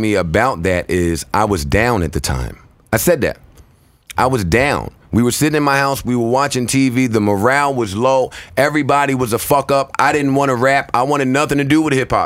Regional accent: New York City, New York, United States; also born or lived in Harlem / New Jersey; I'm from Queens

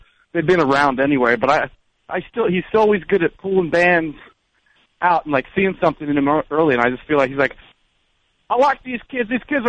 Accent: Philadelphia, Pennsylvania, United States; in Philly, my town. My hometown.

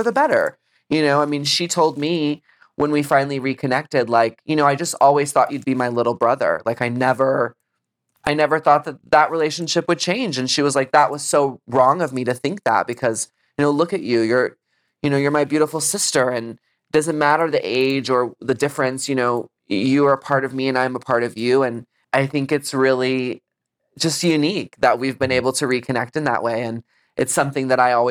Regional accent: Texas, United States; growing up in Texas

